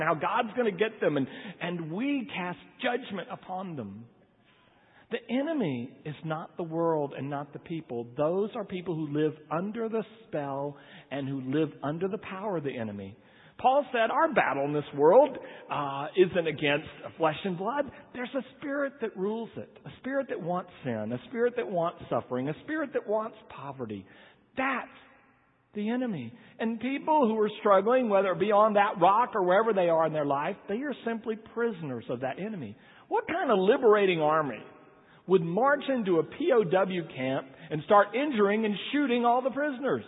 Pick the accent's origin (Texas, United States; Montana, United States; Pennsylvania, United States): Texas, United States; Corpus Christi; I was raised in Corpus Christi